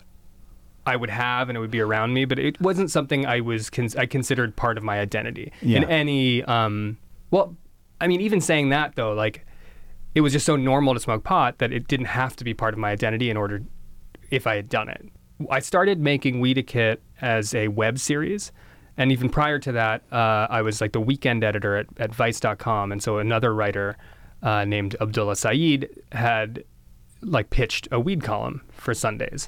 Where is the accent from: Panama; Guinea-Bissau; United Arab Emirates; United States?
United States; Princeton, New Jersey; born or raised there